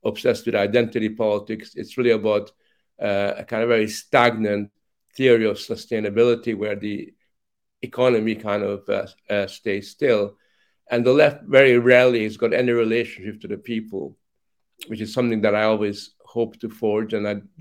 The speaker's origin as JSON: {"language": "English", "country": "Hungary", "tie": "born or raised there", "also_born_or_lived": "Canada", "moved": "yes", "said": "as a child, growing up in Hungary"}